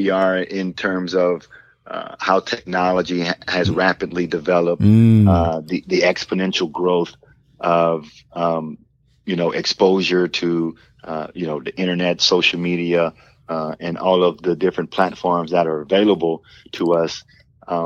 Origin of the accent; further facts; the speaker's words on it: Port Arthur, Texas, United States; we grew up poor in Port Arthur, Texas